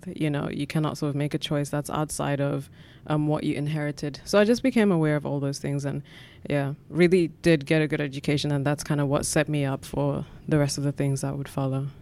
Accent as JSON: {"language": "English", "town": "Katlehong", "region": "Gauteng", "country": "South Africa", "tie": "born or raised there", "said": "I grew up in South Africa in Gatlehong, which is a township in the East Rand, or sort of eastern, southeastern part of Johannesburg"}